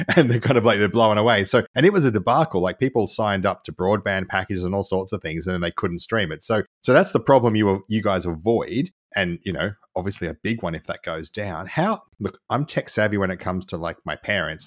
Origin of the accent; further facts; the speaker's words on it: Australia; accent: nasal; I'm Australian and I try really hard to lose my nasal accent